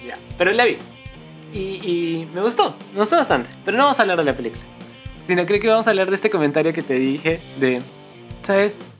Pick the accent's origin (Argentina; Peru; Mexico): Peru; Cusco; moved away as an adult; now in Lima, Peru; nosotros somos de Cusco, Entonces llegamos para la universidad